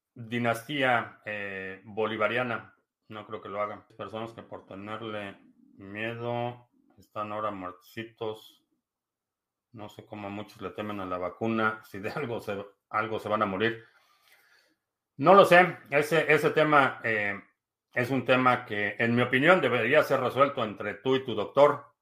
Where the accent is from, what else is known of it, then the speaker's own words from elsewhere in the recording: Mexico; now in United States; Soy de México, sí, soy de México, pero vivo en Estados Unidos desde hace